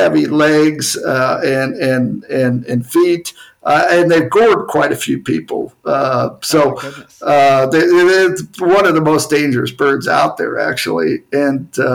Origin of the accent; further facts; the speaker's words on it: United States; I'm American